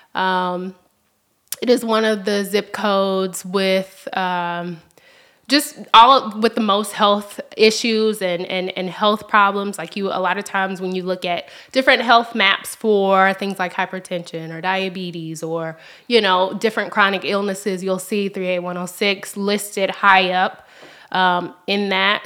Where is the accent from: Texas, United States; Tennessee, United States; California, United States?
Tennessee, United States; Memphis; also born or lived in Kentucky; I, I grew up in South Memphis.